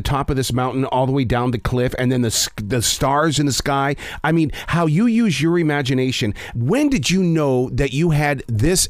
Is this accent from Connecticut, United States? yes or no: no; Montana, United States; I'm from Montana